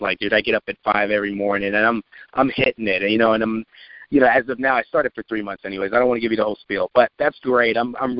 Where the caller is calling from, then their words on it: Bethesda, Maryland, United States; I'm calling from Bethesda, Maryland.